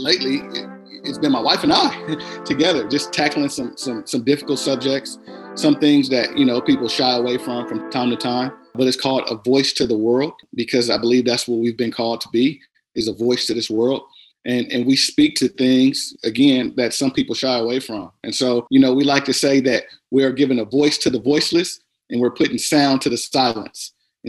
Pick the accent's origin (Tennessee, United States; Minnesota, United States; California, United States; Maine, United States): California, United States; Compton; now in Lindale, United States; And we're actually not from here. We're from California. And so we moved to East Texas 9.5 years ago. So we moved from Compton, California to Lyndale, Texas.